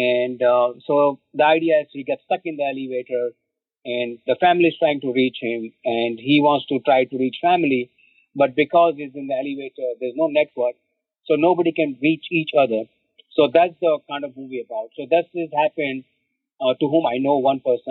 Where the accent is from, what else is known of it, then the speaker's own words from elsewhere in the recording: India; moved away as an adult; now in New York, United States; I was born and raised in India